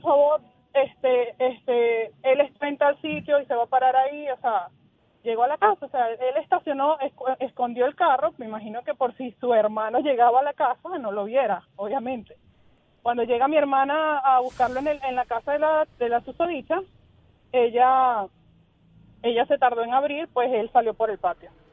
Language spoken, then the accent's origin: Spanish; Venezuela; moved away as an adult; now in Tampa, United States; Nosotros somos de Venezuela